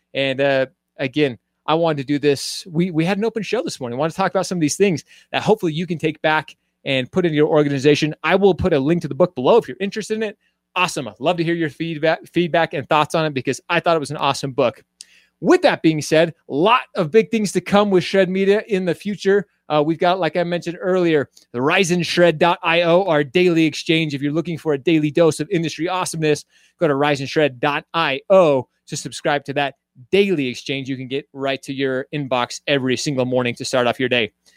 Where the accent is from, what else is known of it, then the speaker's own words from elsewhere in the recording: Utah, United States; also born or lived in Royal Oak, Michigan; I call myself from Utah. I moved here when I was a little kid, but I was born in Michigan.